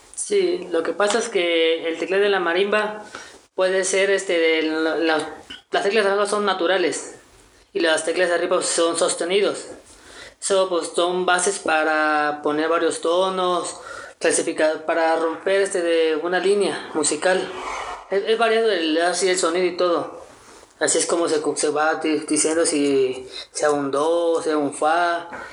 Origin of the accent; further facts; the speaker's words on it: Veracruz, Mexico; now in Cholula, Mexico; soy originario de Veracruz, del mero puerto